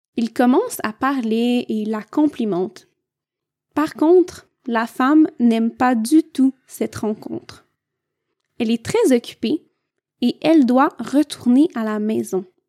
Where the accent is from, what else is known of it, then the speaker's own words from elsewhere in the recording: Quebec, Canada; je viens du Québec